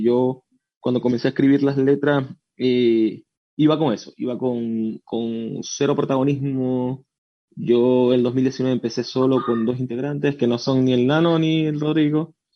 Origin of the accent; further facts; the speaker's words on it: Venezuela; now in Chile; yo soy de Venezuela, no soy chileno, soy el único que soy de Venezuela.